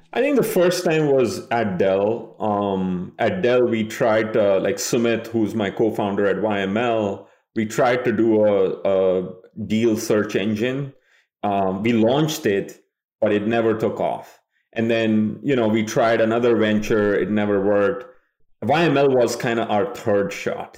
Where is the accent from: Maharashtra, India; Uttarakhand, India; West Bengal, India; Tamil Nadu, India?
West Bengal, India; Kolkata; moved away as an adult; now in United States; I grew up in Kolkata, India